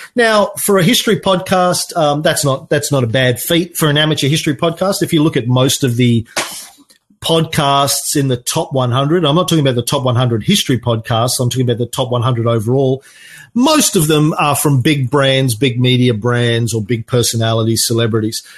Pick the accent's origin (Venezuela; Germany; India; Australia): Australia; I'm an Aussie